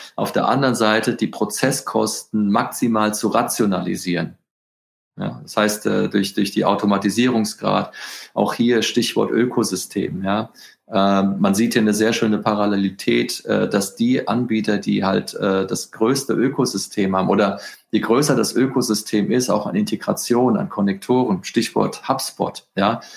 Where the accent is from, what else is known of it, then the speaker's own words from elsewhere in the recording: Frankfurt, Hesse, Germany; also born or lived in Northern Spain; ich bin ja ein Frankfurter Bub